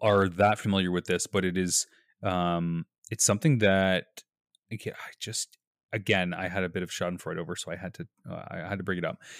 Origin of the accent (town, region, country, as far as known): Canada